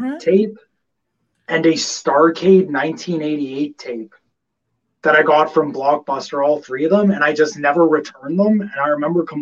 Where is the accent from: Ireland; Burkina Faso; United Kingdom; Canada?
Canada; Calgary, Alberta; I'm a kid from Calgary.